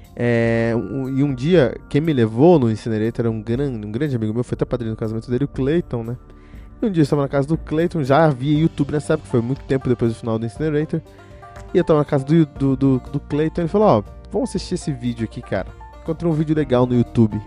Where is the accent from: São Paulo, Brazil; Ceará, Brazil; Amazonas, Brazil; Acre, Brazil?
São Paulo, Brazil; Cotia; eu que cresci numa cidade chamada Cotia, aqui em São Paulo